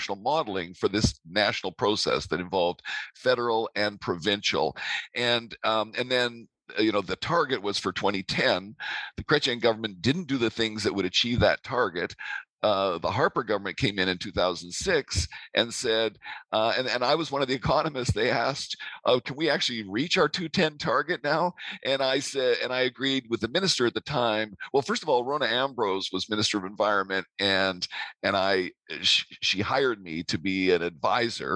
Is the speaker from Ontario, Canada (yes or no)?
no; Vancouver, British Columbia, Canada; also born or lived in Grenoble, France; I'm from Vancouver originally